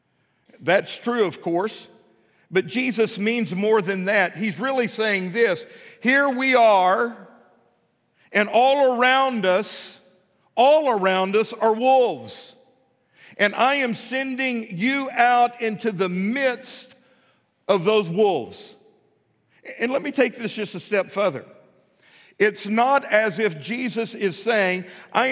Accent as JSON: {"language": "English", "region": "West Texas", "country": "United States", "tie": "born or raised there", "also_born_or_lived": "Pine Bluff, Arkansas", "moved": "as an adult", "lives_now": "Fort Smith, United States", "said": "Where I was raised in West Texas"}